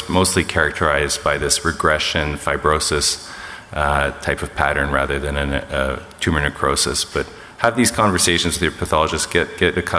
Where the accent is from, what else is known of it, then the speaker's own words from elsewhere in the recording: Canada; I'm Canadian.